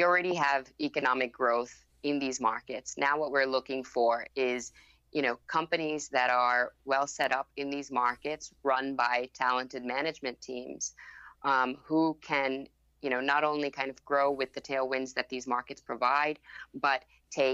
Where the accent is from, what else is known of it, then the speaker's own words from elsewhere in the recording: Bangkok, Thailand; first language Thai; English is a second language; And then I grew up in Bangkok, Thailand, so Thai is actually my first language, and then picked up English along the way.